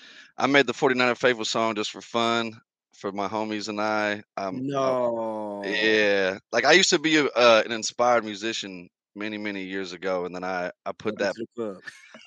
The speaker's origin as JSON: {"language": "English", "region": "California", "country": "United States", "said": "I'm from Cali."}